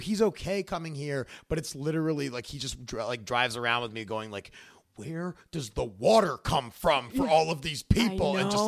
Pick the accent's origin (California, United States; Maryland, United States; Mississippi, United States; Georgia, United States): Maryland, United States; Baltimore; born or raised there